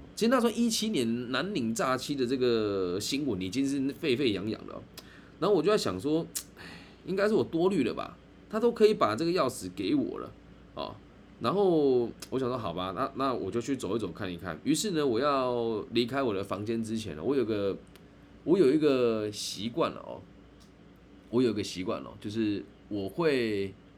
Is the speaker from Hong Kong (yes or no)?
no; Taiwan; 我是台湾人